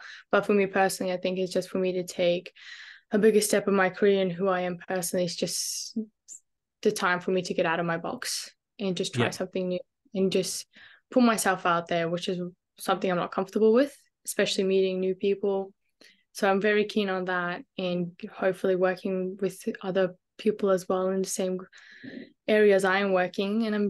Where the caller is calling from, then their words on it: Brisbane, Queensland, Australia; I'm joining you guys from Brisbane, Wagewain. Glad to be here. Currently in the process of moving to Melbourne, actually.